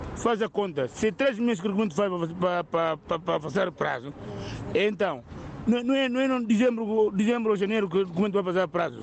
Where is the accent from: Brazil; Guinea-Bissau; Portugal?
Guinea-Bissau; now in United Kingdom; Eu sou da Guiné-Bissau